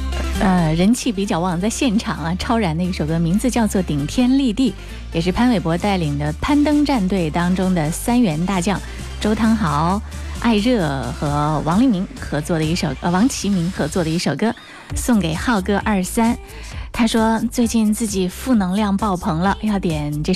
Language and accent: Chinese; China; 我们中国人自古以来就推崇这样的精神，在沧海横流的乱世里，仍然保持忠贞不渝的精神和决心。